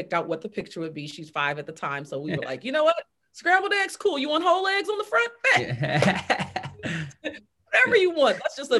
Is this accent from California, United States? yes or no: yes; Fresno, California, United States; From California, from Fresno, California, right out the valley